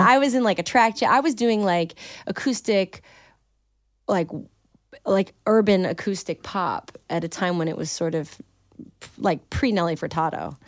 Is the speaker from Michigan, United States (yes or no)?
yes; Detroit, Michigan, United States; And I'm from Michigan